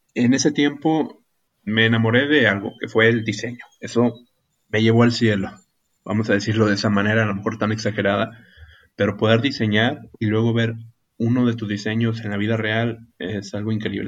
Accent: Ciudad Acuña, Coahuila, Mexico; soy de Ciudad Acuña, en el estado de Coahuila, en el país de México.

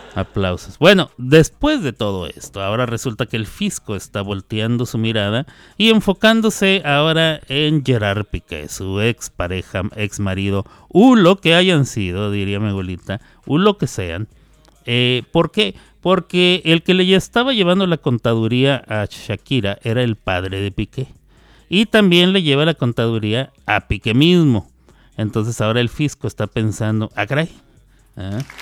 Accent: Mexico; siendo mexicano

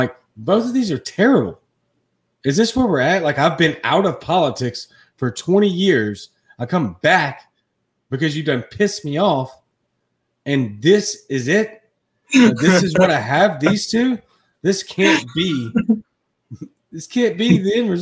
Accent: Baton Rouge, Louisiana, United States; now in Jackson, United States; I live in Mississippi. Okay, I'm from Baton Rouge, Louisiana. I live in Jackson, Mississippi.

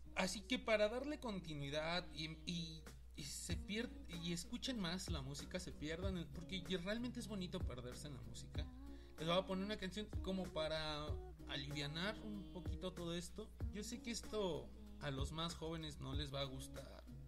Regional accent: Mexico; hermanos mexicanos que somos

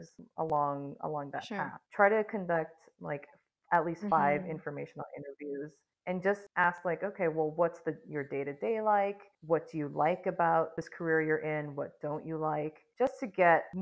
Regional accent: United States; as Filipinas, Filipino Americans, there's this family and societal role that we've been given

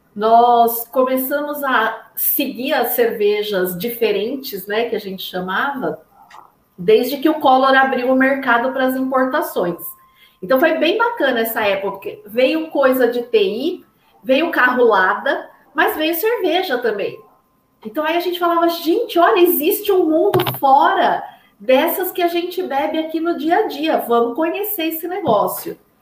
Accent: Brazil; also born or lived in Pinheiros, São Paulo; a gente é brasileiro

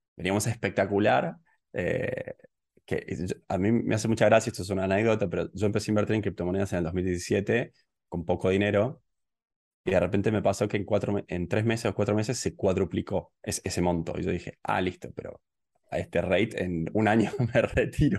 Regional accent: Córdoba, Argentina; moved away as an adult; now in Tbilisi, Georgia; yo soy originalmente de Córdoba, de Argentina, y en el 2015, eh, bueno, me fui del país y empecé a viajar

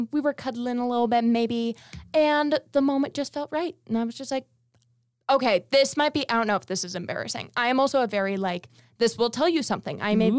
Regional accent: Las Vegas, Nevada, United States; And I'm from Las Vegas, and it's like entertainment capital.

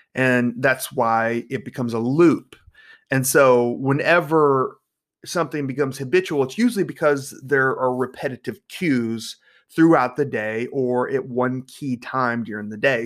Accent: North Carolina, United States; I'm from North Carolina

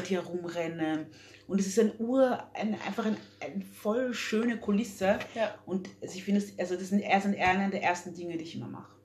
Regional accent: Vienna, Austria; also born or lived in Democratic Republic of the Congo / London; ich bin mit drei gezogen. von der Demokratischen Republik mit meinen Eltern her, her also geflohen und dann hier haben wir uns hier angesiedelt. Ähm, für mich ist äh, Wien meine Heimat

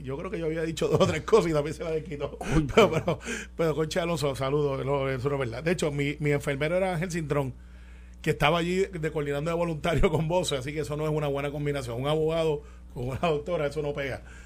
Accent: Guaynabo, Puerto Rico; yo soy de campo de Santa Rosa en Guaynabo y, y criado en Cantagallo, alias Singing Rooster. Allí en Guaynabo también

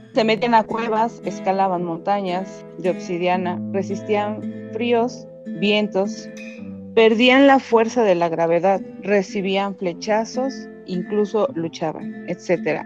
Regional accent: Mexico; es algo parte de la cultura aquí mexicana

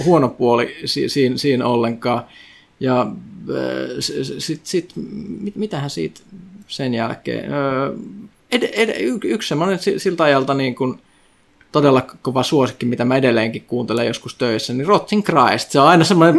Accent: Kajaani, Kainuu, Finland; moved away; mä oon siis Kajaanista alun perin, siis pohjoinen kaupunki

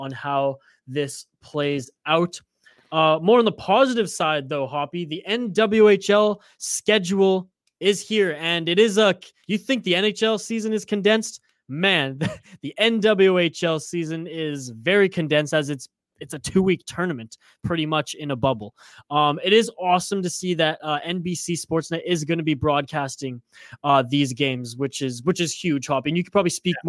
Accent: Canada; as a Canadian

